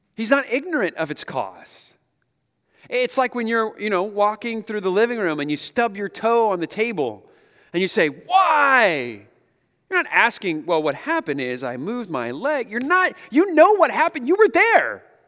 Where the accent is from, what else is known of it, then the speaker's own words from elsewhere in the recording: Pacific Northwest, United States; We're from the Pacific Northwest